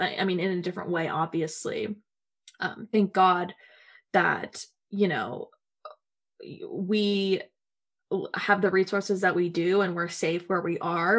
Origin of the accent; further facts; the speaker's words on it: Nashville, Tennessee, United States; moved away as an adult; now in Washington, D.C., United States; growing up in the South in America, um, the American South